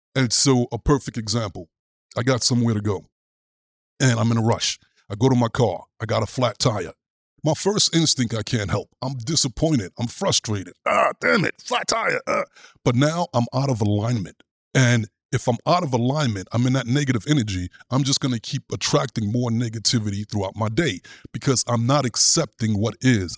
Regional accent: New York City, New York, United States; As a kid growing up in Brooklyn

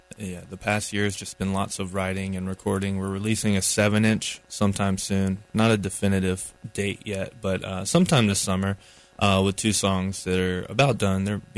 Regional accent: Asheville, North Carolina, United States; we're from Asheville, so we're one of the local bands that they chose

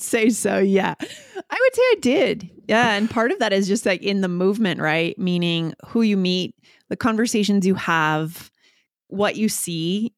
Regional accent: New Hampshire, United States; moved away; also born or lived in New York / Boston; I grew up on the East Coast, nor-, I'd say the Northeast, so New Hampshire, and then I lived in New York and Boston for a number

